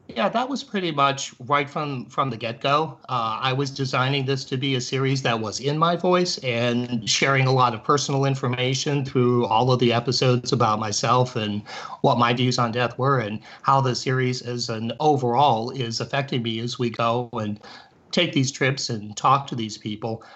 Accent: Cleveland, Ohio, United States; I grew up in Cleveland

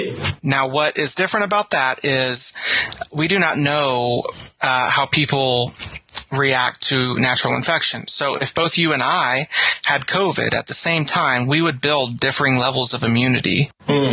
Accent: St. Marys, Kansas, United States; So I'm from St. Mary's, which is, um, a little ways down Highway 24 from Rossville, about five minutes away.

